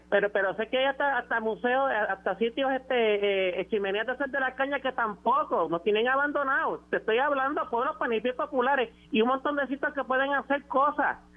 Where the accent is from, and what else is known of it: Puerto Rico